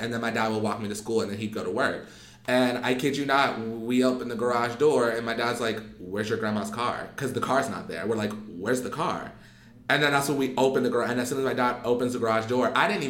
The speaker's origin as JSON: {"language": "English", "region": "California", "country": "United States", "said": "If I wanted to, I'm from the hood. Like, I am from California."}